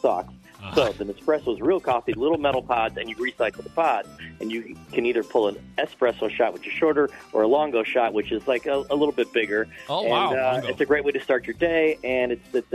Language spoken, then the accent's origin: English; Chicago, Illinois, United States; I'm Italian, but I'm from Chicago